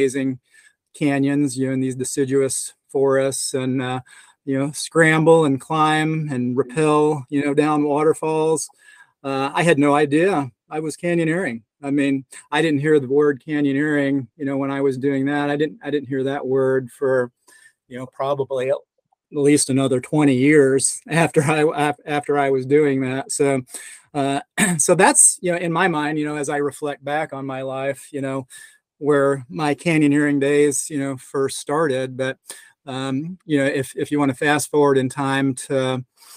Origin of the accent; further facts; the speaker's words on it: East Tennessee, United States; moved away; also born or lived in New York / Southern Utah / Western Washington; I grew up, you know, in my youth in East Tennessee, Southern Appalachian Mountains.